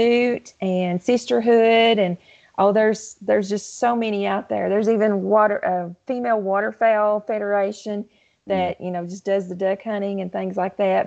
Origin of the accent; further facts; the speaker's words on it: Southeast Kentucky, United States; also born or lived in Lake Cumberland, South Central Kentucky; My family, even though we was in Southeast Kentucky, we always had a place down in South Central Kentucky on Lake Cumberland